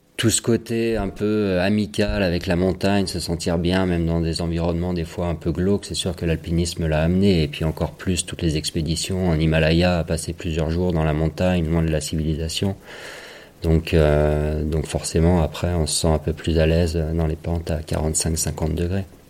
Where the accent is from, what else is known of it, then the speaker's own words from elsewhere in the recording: Chamonix, Auvergne-Rhône-Alpes, France; j'ai grandi juste à côté chez mes parents là.